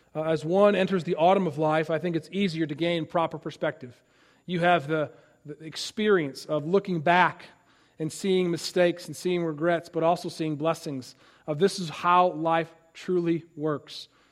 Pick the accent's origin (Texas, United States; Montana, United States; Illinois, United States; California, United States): Illinois, United States; Chicago; I'm from Chicago